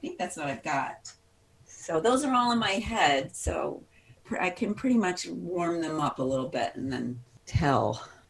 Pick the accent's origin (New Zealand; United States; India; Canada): United States; Des Plaines, Illinois; also born or lived in Lindenhurst, Illinois; So I grew up a boy in Des Plaines, Illinois, which was not unlike Waukegan. In fact, till I was five, we were in Lindenhurst, and our downtown destination was Waukegan.